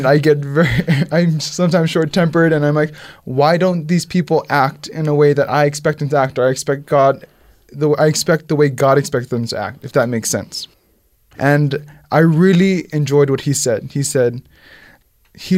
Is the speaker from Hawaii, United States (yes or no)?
yes; Hawaii, United States; I'm from Hawaii